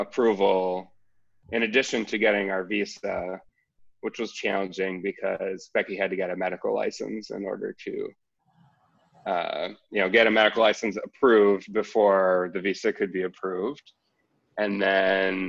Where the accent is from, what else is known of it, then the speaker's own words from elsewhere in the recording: United States; moved away as an adult; now in Melbourne, Australia; my hometown